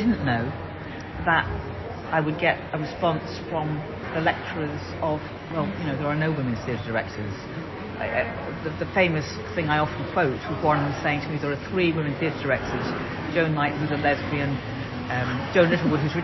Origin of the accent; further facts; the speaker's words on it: Liverpool, North West England, United Kingdom; I'm from Liverpool